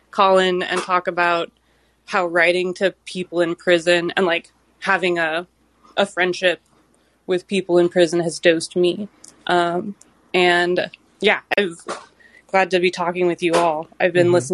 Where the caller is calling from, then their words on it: Eugene, Oregon, United States; I'm calling from so-called Eugene, Oregon